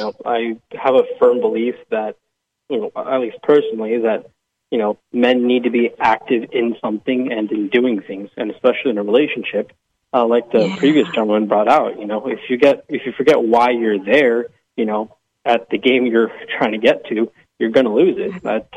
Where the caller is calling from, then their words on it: Lake Stevens, Washington, United States; I'm calling from Lake Stevens, Washington.